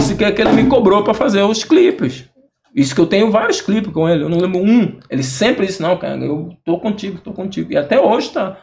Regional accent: Angola; moved away as an adult; also born or lived in Rio Grande do Sul, Brazil; now in Brazil; a gente é angolano

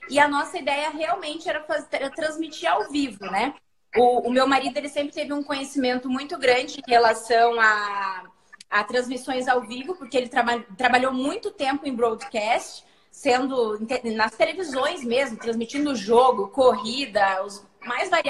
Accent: Cascavel, Paraná, Brazil; now in Curitiba, Brazil; é aí que eu vim de Cascavel para Curitiba. E desde então, estou aqui.

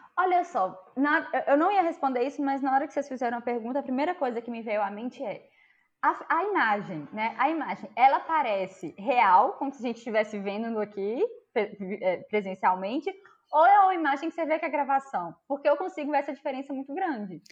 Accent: interior of Minas Gerais, Brazil; eu sou do interior de Minas Gerais

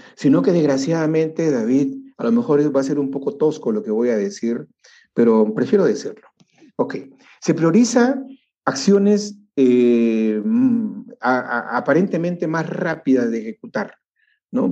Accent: Peru

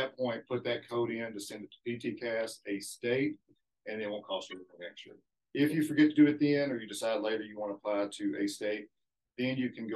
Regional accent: Forest City, Arkansas, United States; I'm from Forest City, which is about 60 miles south of here. Graduated from Forest City High

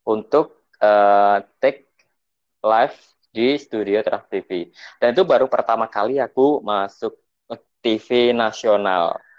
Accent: Blitar, East Java, Indonesia; temanku yang emang di Jakarta yang emang berasal dari Blitar kan aku dari Blitar nyamperin untuk temennya itu

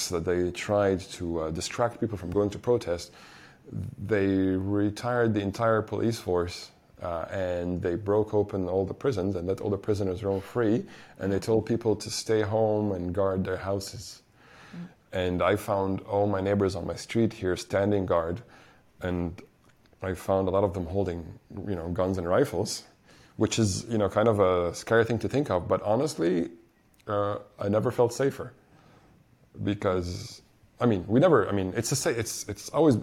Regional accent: Egypt; being born and growing up here all my life

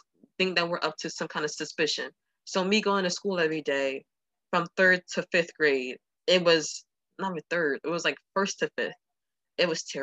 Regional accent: Texas, United States; We are from Texas

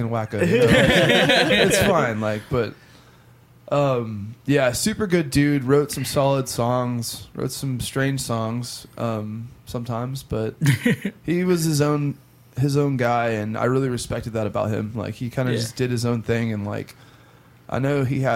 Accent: East Texas, United States; moved away; also born or lived in Shreveport, Louisiana; I'm a Texan, first and foremost

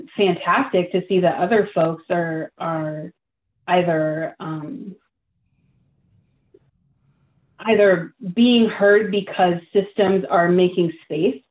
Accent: Lane County, Oregon, United States; I was born and raised here in Lane County

